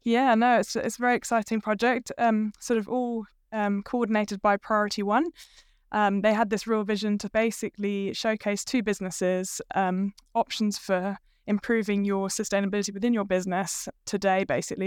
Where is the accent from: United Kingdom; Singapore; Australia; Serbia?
United Kingdom; moved away as an adult; also born or lived in London; now in Hamilton, New Zealand; I'm not actually from New Zealand originally. I'm from the U K, but I have married a Kiwi, so that's why I'm here.